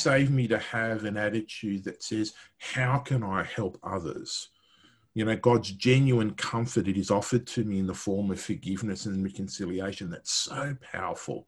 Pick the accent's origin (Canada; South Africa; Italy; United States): Italy; I'm Italian, I'm not English